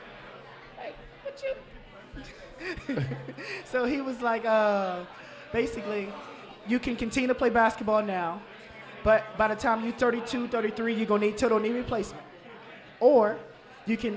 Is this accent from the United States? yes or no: yes; Savannah, Georgia, United States; moved away as an adult; now in Cincinnati, United States; I'm from Savannah now, so I'm used to 80s and 90s on Christmas